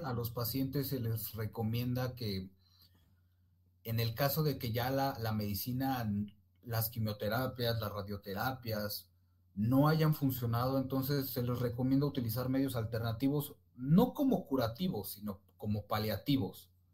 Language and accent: Spanish; Ecatepec, State of Mexico, Mexico; soy de la República Hermana de Catepec